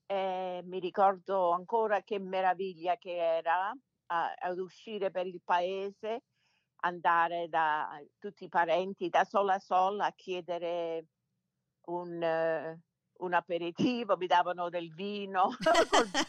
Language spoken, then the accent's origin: Italian; Detroit, Michigan, United States; born there; come dicevo, sono nata qui a Detroit. Mio padre venne dall'Italia nel 49.